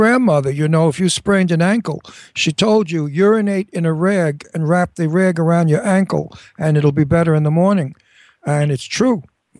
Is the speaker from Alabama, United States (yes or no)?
no; New York City, New York, United States; accent: Brooklyn; moved away; also born or lived in California; That's because I have a Brooklyn accent. I'm an Italian.